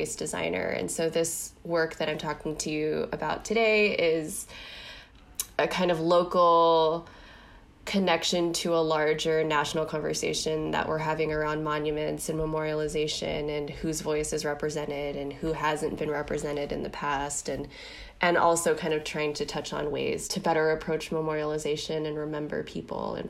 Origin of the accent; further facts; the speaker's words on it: Los Angeles, California, United States; moved away as an adult; now in San Francisco Bay Area, United States; I'm from Los Angeles, and I've been living in the Bay now for, I think, like 7 years